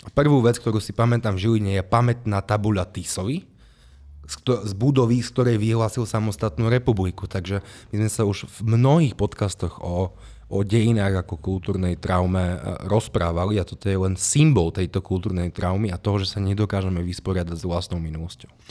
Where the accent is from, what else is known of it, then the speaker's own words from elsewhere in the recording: Levoča, Prešov Region, Slovakia; v Levoči, odkiaľ som.